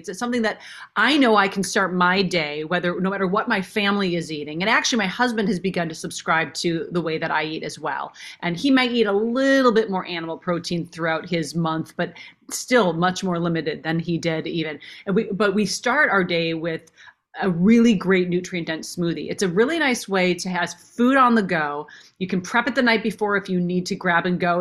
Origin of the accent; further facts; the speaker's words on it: Minnesota, United States; I grew up in Minnesota.